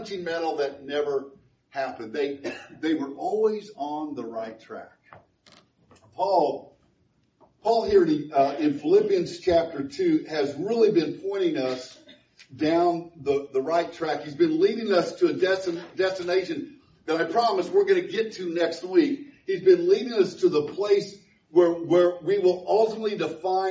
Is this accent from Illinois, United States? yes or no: yes; Woodlawn, Illinois, United States; my hometown, of Woodlawn, Illinois